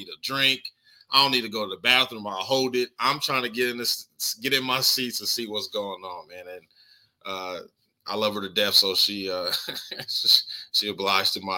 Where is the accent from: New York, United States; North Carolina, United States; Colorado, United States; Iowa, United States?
Colorado, United States; moved away; also born or lived in overseas; I'm from Colorado